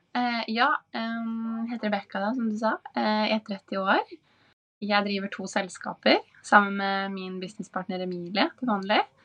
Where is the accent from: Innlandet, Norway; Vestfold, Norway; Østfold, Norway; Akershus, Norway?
Vestfold, Norway; Larvik; moved away as an adult; also born or lived in New York / Los Angeles / Sydney; now in Oslo, Norway; er jeg jo fra Larvik, sånn som deg